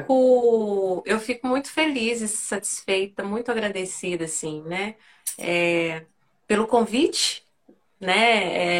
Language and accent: Portuguese; Belo Horizonte, Minas Gerais, Brazil; Nascida e criada em Belo Horizonte, né? Mineirinha aí da, do pão de queijo mesmo